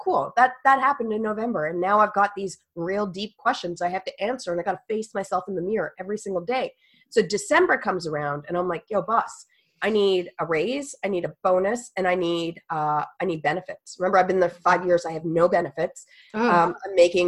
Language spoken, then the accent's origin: English; Canada; I'm a Canadian, y'all, like Canadian